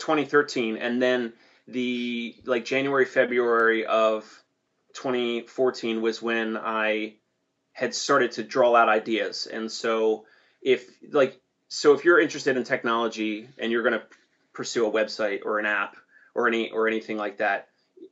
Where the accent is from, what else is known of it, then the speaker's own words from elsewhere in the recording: New Jersey, United States; I come from South Jersey, and my dad owns and operates a tree service